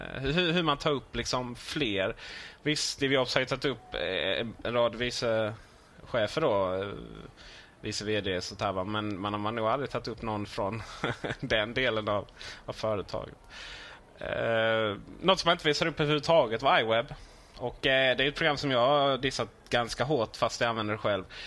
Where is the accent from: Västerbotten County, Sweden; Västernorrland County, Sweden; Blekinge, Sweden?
Blekinge, Sweden; moved away; Hemma i Blekinge